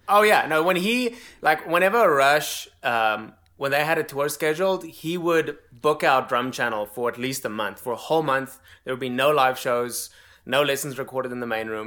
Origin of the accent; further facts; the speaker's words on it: South Africa; moved away as an adult; now in United States; born and raised in South Africa